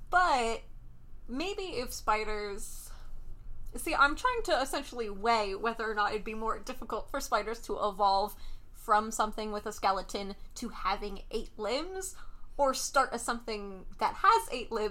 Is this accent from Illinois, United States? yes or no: no; New Jersey, United States; I'm just from New Jersey, so.